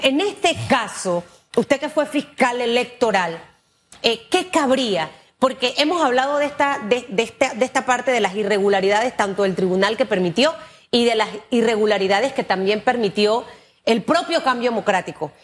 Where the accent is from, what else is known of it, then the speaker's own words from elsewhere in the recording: Panama; como panameña